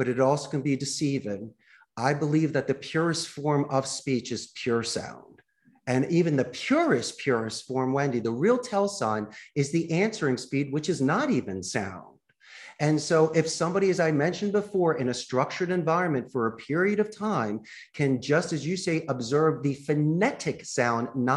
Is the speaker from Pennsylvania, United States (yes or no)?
yes; Philadelphia, Pennsylvania, United States; accent: Philly; now in Costa Rica; my Philly accent